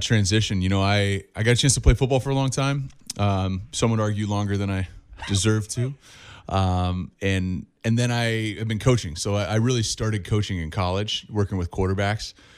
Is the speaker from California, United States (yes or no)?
yes; Orange County, California, United States; Growing up in Orange County